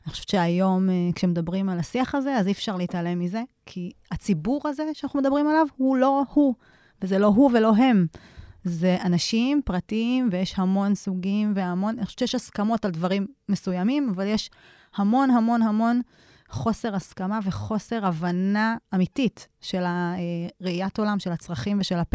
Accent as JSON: {"language": "Hebrew", "town": "Kiryat Ekron", "region": "Central District", "country": "Israel", "tie": "born or raised there", "moved": "as an adult", "lives_now": "Negev, Israel", "said": "גדלתי ב... בקריית עקרון, שאפשר, היום קוראים לזה פריפריה חברתית, אבל מבחירה עברנו לדרום כמשפחה לפני כמה שנים, בשביל לחיות בנגב"}